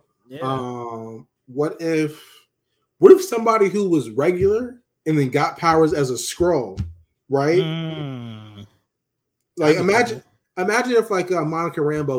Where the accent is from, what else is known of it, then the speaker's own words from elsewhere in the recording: Puerto Rico; I'm Puerto Rican. I ain't black.